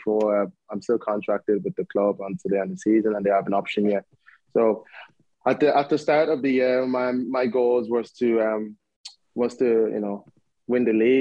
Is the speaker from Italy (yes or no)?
no; Ireland; moved away as an adult; I grew up in Ireland